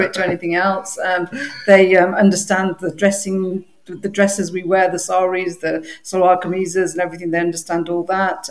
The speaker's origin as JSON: {"language": "English", "town": "Derby", "region": "East Midlands", "country": "United Kingdom", "tie": "born or raised there", "said": "Where I'm from Derby. I was born there."}